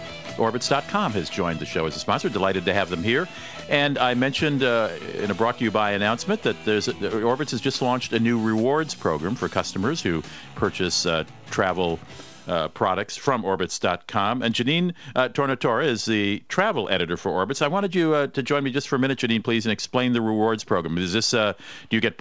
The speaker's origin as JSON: {"language": "English", "town": "Minneapolis", "region": "Minnesota", "country": "United States", "tie": "born or raised there", "said": "which is also my hometown, Minneapolis-St. Paul"}